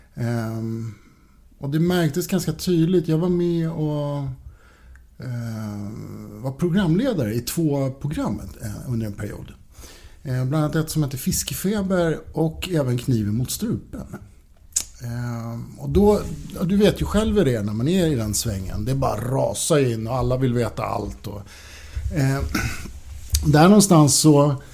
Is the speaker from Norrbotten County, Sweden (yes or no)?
no; Norrtälje, Stockholm County, Sweden; also born or lived in Högdalen, Stockholm; Jag kommer ursprungligen från Norrtälje. Mm. Ehm, växte upp i Norrtälje